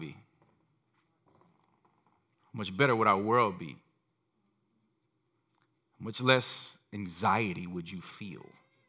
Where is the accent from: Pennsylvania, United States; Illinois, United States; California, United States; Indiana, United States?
Indiana, United States; Gary; growing up in Gary, we only saw the Chicago channels